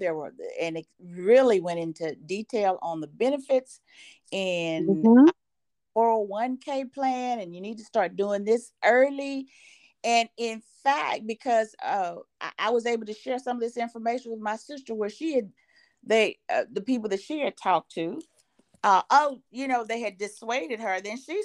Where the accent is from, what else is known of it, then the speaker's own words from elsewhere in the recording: Mississippi, United States; moved away as an adult; also born or lived in Oklahoma; now in Lake Charles, United States; I'm from Mississippi